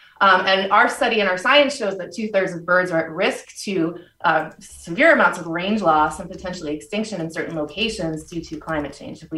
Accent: New York, United States; And so I grew up on Long Island and never saw ospreys until recently.

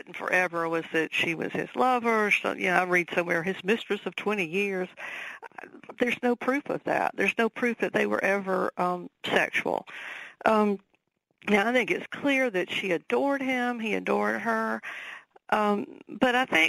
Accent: the South, United States; accent: Southern; my Southern accent

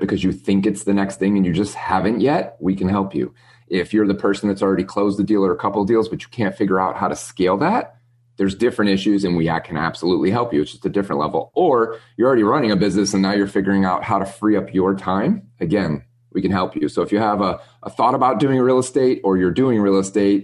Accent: Midwest, United States; moved away as an adult; we grew up in the Midwest, lived in snow

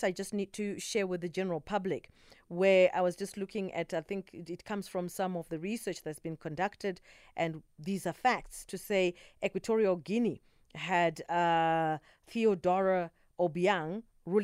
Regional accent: Zimbabwe; moved away; I'm originally from Zimbabwe

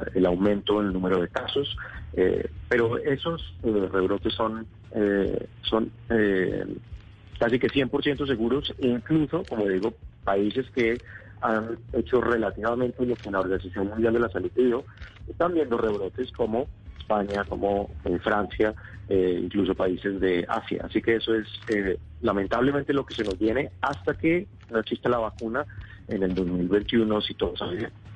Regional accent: Bogotá, Bogotá Capital District, Colombia; moved away as an adult; also born or lived in Cúcuta; now in Atlanta, United States; Yo nací en Cúcuta, ah, pero estudié la mayor parte del tiempo en Bogotá

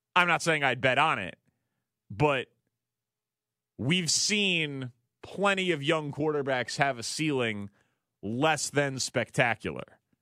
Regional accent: Chicago, Illinois, United States; also born or lived in Kansas City; I'm from Chicago

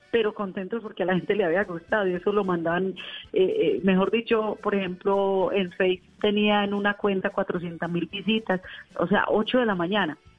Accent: Colombia; eran ocho horas de mi pueblo a Medellín

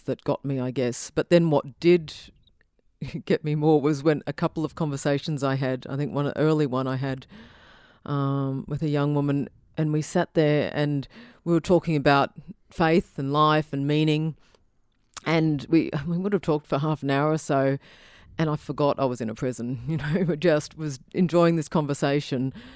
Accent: Brisbane, Queensland, Australia; growing up in Brisbane, I think we have quite strong cultural blinkers. I know in northern suburbs, we were the most monocultural group growing up

